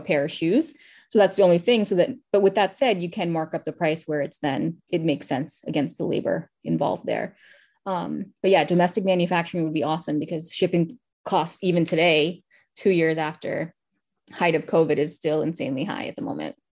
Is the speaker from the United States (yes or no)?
yes; New York City, New York, United States; my childhood and, like, growing up in Queens